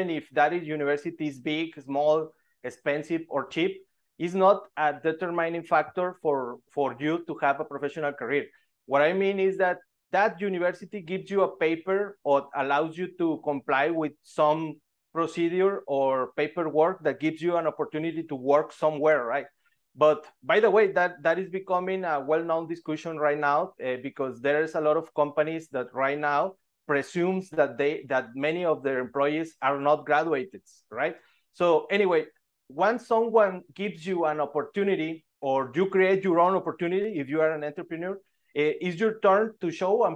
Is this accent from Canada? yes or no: no; Monterrey, Nuevo León, Mexico; I am from Mexico, from Monterrey, Mexico